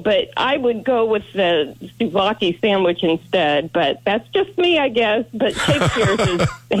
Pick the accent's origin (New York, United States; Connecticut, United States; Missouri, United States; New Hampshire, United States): Missouri, United States; Columbia; moved away; I grew up in Columbia